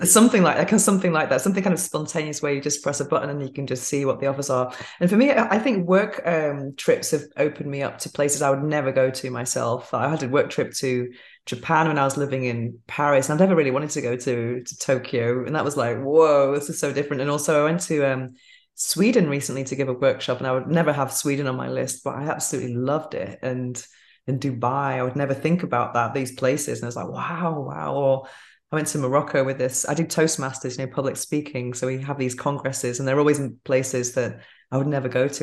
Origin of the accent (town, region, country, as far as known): England, United Kingdom; moved away